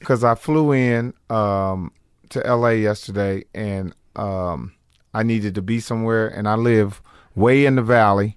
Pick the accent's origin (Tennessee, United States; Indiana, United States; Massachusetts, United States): Indiana, United States; Indianapolis; moved away; I'm from Indianapolis, Indiana originally